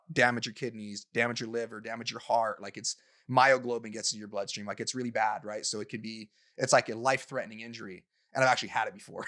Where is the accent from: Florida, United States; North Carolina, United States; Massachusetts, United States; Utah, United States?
Utah, United States; growing up in Utah